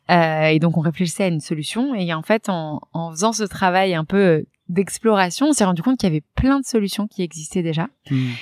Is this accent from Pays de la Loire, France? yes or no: no; Reims, Grand Est, France; moved away; also born or lived in Paris; donc moi, j'ai grandi, euh, de base, je viens de Reims.